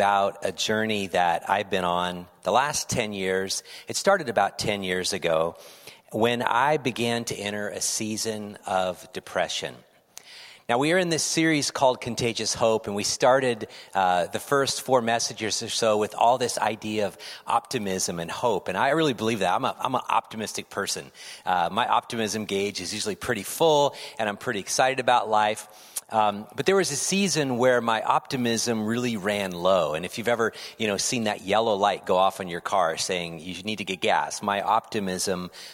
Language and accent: English; California, United States; moved away as an adult; now in Pacific Northwest, United States; I'm from California